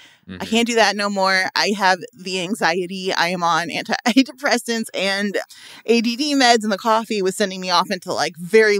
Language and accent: English; Midwest, United States; now in Los Angeles, United States; And I'm from the Midwest. So, you know, it's cold as H in the morning.